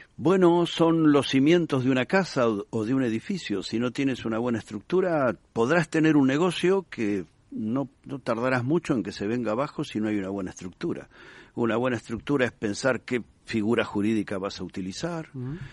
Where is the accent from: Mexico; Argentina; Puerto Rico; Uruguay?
Argentina; moved away as an adult; now in Spain; por el acento, te darás cuenta que no nací ni en Madrid ni en Bilbao. Eh, fui argentino, pero llevo aquí más de 25 años